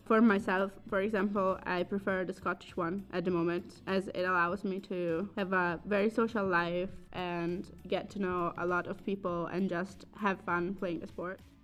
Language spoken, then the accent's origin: English; Bologna, Emilia-Romagna, Italy; English is a second language; moved away as an adult; now in Edinburgh, United Kingdom; I'm from Italy, from Bologna, and I've been here for four years